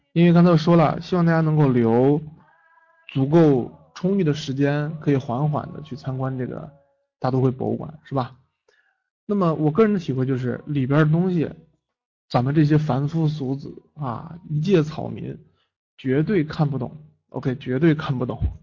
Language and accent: Chinese; China; 作为一个中国人